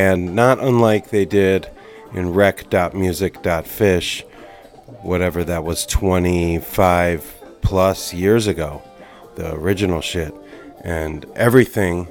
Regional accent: Atlantic City area, New Jersey, United States; moved away; it was just like in my backyard where I grew up, the beach I learned to surf on with my hometown homies.

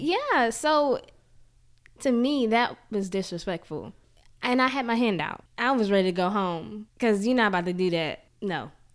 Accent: Jackson, Mississippi, United States; I born and raised in Jackson

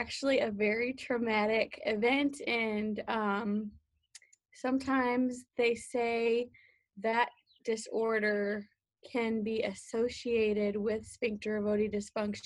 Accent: St. Louis, Missouri, United States; I grew up in St. Louis, Missouri

